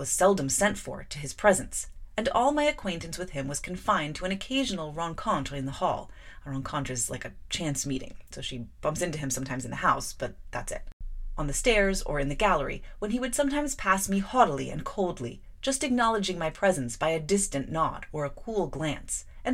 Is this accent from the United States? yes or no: no; United Kingdom; my British schoolgirl's limitations of the French language